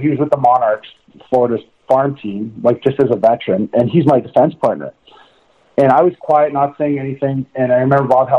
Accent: Saskatchewan, Canada; I'm from Saskatchewan.

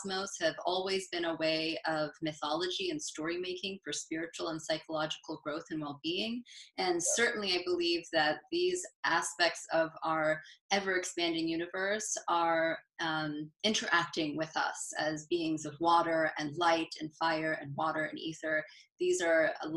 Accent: Southern and Northern California, United States; also born or lived in upstate New York; now in New York, United States; I am from the West Coast, mostly grown by Southern and Northern California

